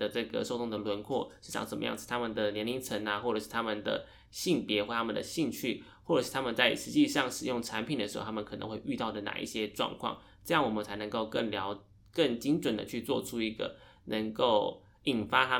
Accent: Taiwan; 我们台湾人都有在使用的社群平社群平台。

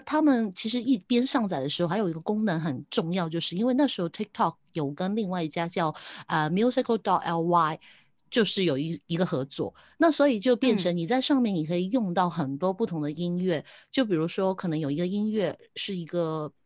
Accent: Hong Kong; 我是香港的

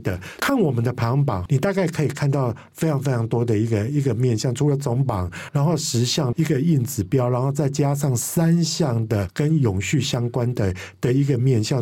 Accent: Kaohsiung, Taiwan; 我的故乡，也就是高雄高市

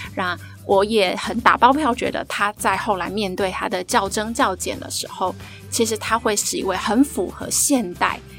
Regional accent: Taiwan; 其实我也其实就是土生土长的台湾人啊，然后我就是念公立的小学啊，国小、国中、高中的大学这样

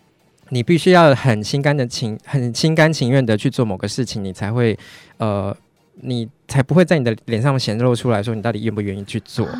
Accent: Tainan, Taiwan; 信义啦，信义啦，对不起，那叫信义区。嘿，对，对不起，我是我是台南人嘛。

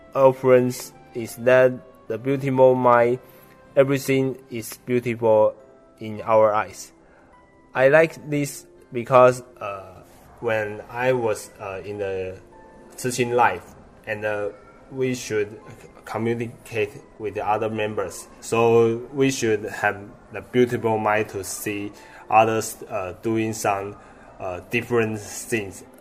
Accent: Hsinchu, Taiwan; I'm from Hsinchu

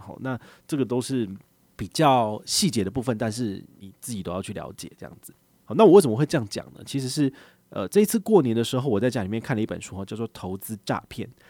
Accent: Taiwan; 我们台湾人

